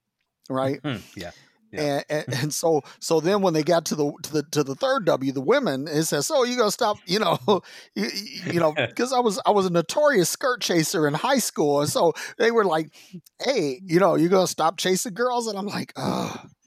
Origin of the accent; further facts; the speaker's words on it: Detroit, Michigan, United States; we're both Michiganders. You know, I grew up in Detroit, and and so, you know, being you know, inner city youth and being raised by a single parent